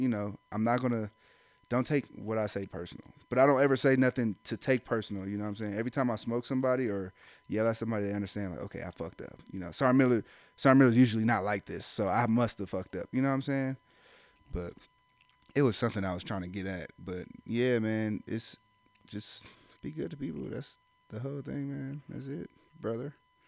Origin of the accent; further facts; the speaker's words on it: Ohio, United States; I'm from Ohio